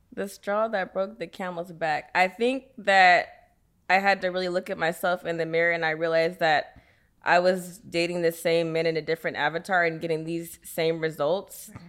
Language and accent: English; Sacramento, California, United States; I'm from Sacramento, California.